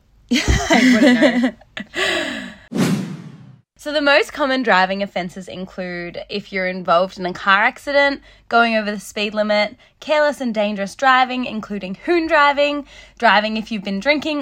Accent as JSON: {"language": "English", "region": "New South Wales", "country": "Australia", "said": "I'm from New South Wales and I got my P's at 17"}